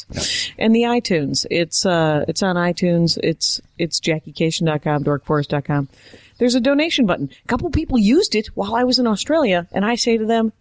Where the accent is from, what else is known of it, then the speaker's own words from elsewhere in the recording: Wisconsin, United States; moved away; my home state